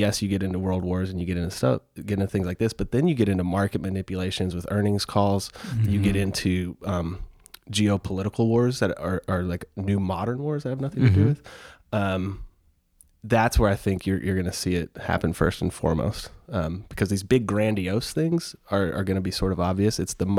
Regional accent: Houston, Texas, United States; I grew up in Houston.

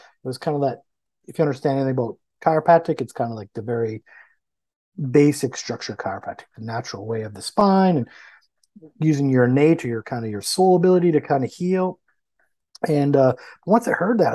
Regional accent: Canada; I'm from Canada

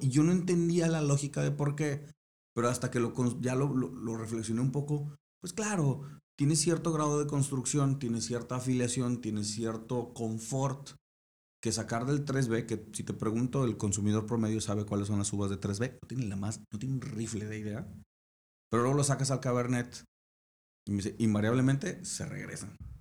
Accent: Monterrey, Nuevo León, Mexico; also born or lived in Switzerland; como regios

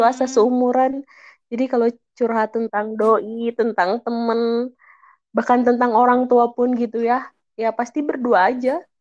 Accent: Bandung, West Java, Indonesia; enggak di Bandung

